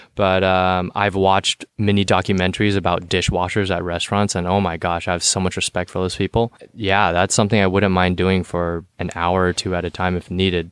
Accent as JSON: {"language": "English", "town": "San Jose", "region": "California", "country": "United States", "also_born_or_lived": "Cupertino", "said": "I'm from the South Bay, so San Jose"}